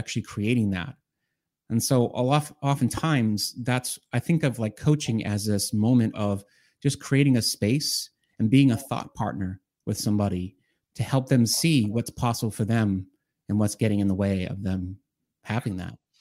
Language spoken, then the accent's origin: English; Boston, Massachusetts, United States; I'm from Boston, uh, in the Boston area, uh, in Massachusetts